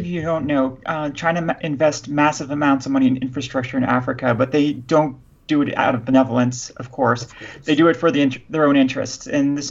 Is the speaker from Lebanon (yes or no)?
yes; Lebanon; I'm pan-trans Lebanese, and we're recording here in Houston and DC